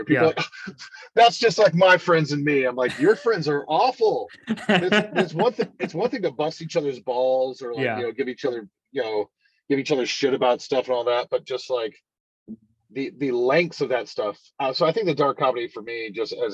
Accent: High Point, North Carolina, United States; also born or lived in Greensboro, North Carolina / Winston-Salem, North Carolina; I was born in Greensboro Hospital, raised in High Point

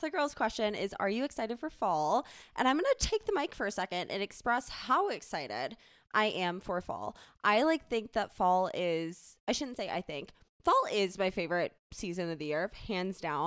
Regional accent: Charleston, South Carolina, United States; now in Denver, United States; growing up in Charleston, there wasn't, like, a true, quote, "fall."

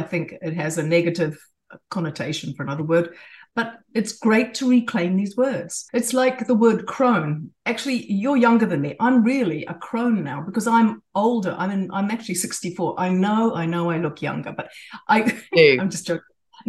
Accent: New Zealand; born there; also born or lived in Australia / Japan; I was born in New Zealand, but I had a British father.

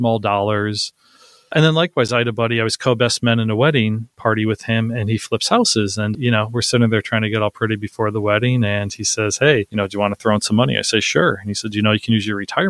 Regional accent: Northeast, United States; I'm originally from the Northeast.

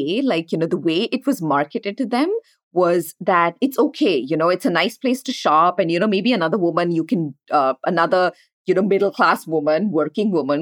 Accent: India; moved away as an adult; now in United States; we grew up in India

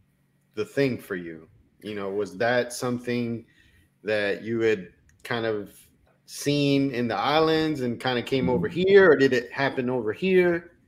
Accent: Miami, Florida, United States; also born or lived in Colombia / Spartanburg, South Carolina; I was born in Columbia, South America, grew up in Miami, went to PT school in Tampa. So pretty much a Florida boy the whole time.

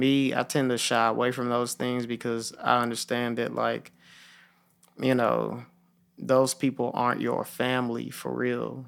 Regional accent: Memphis, Tennessee, United States; I grew up in Hickory Hill, and I watched my whole neighborhood change

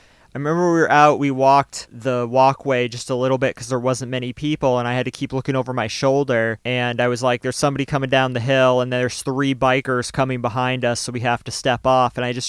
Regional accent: Lewiston, Maine, United States; oh, I'm from Lewiston.

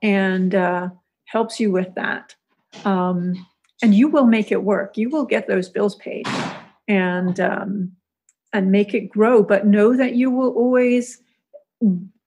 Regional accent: Hong Kong; also born or lived in Zurich, Switzerland; now in Florida Keys, United States; I grew up in Hong Kong

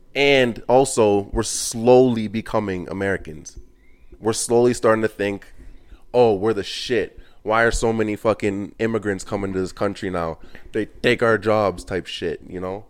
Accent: Canada; I'm Canadian.

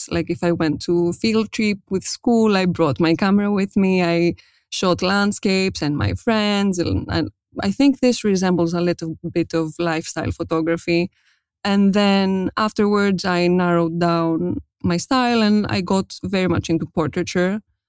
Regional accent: Athens, Attica, Greece; English is a second language; I was born and raised in Athens, Greece, and I'm a self-taught portrait photographer based in Greece.

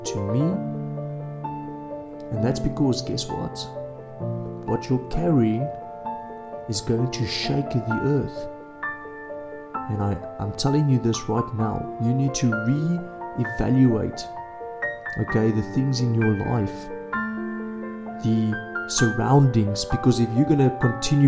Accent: South Africa; as a South African

